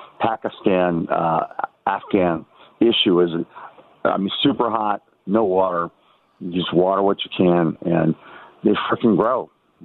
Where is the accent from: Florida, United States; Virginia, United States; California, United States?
California, United States; San Diego; moved away as an adult; I grew up in San Diego and moved up to Northern California